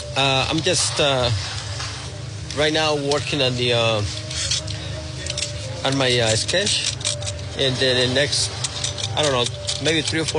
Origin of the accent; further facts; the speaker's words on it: Mexico; I'm from Mexico.